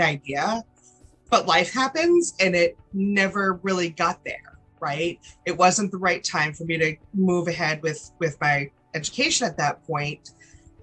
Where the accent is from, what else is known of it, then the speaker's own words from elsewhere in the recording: Rhode Island, United States; now in North Carolina, United States; I was born and raised in Rhode Island, very small town in a small state, and now living in North Carolina